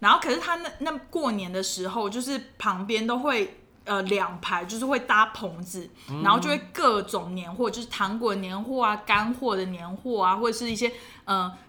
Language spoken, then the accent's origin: Chinese; southern Taiwan, Taiwan; 我南部人就是这样子，非常讨厌。